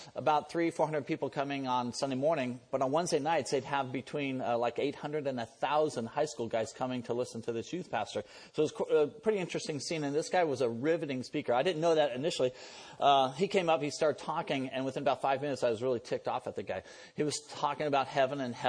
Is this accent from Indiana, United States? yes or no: no; San Diego, California, United States; also born or lived in San Francisco; was born in San Francisco, and my dad was in the Navy, and my mom was a Christian. My dad wasn't a Christian. He got transferred down to San Diego, and so I grew up down there